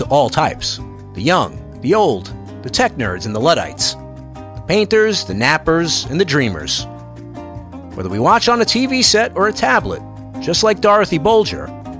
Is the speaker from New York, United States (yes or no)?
yes; New York City, New York, United States; When I was a little kid growing up in New York City